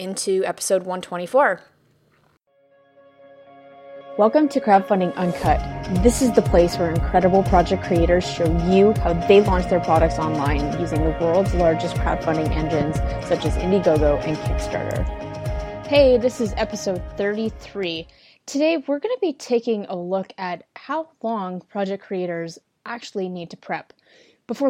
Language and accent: English; Canada; being Canadian